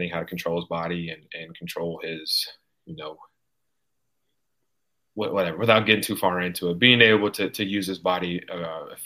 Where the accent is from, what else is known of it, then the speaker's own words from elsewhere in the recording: California, United States; dude, I'm from Northern California where it snows every five days.